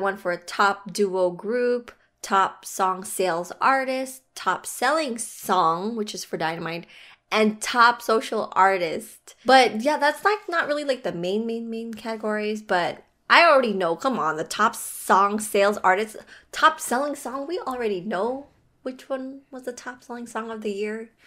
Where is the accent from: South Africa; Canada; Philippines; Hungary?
Philippines; I am Filipino